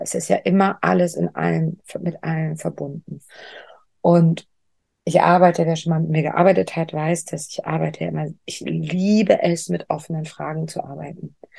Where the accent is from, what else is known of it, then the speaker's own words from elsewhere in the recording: Lübeck, Schleswig-Holstein, Germany; moved away; Lübeck ist ja meine Heimatstadt